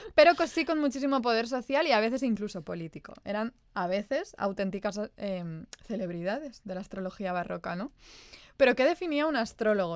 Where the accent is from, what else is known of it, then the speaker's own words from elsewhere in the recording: Spain; nosotras que crecimos en la España de los 90 y de los early, early 2000